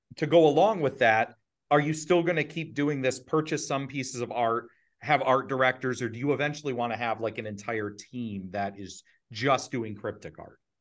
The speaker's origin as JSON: {"language": "English", "region": "Ohio", "country": "United States", "tie": "born or raised there", "said": "we were raised, uh, we're, we're all from Ohio"}